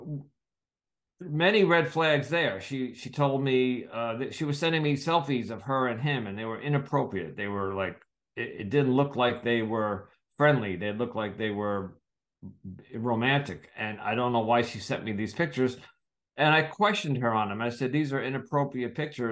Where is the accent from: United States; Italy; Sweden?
United States; I'm from the United States